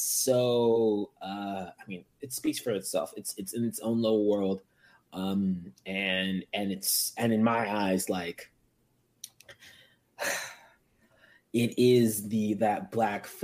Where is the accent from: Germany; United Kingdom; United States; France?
United States; My parents are from Africa. I'm American